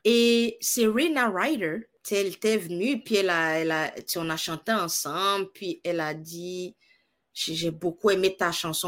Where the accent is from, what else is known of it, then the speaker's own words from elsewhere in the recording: Côte d’Ivoire; moved away as an adult; also born or lived in Morocco / Manitoba, Canada; now in Canada; je suis née en Côte d'Ivoire, euh, l'Afrique de l'Ouest, et puis. donc, j'ai vécu là-bas toute ben, une grande majorité de ma vie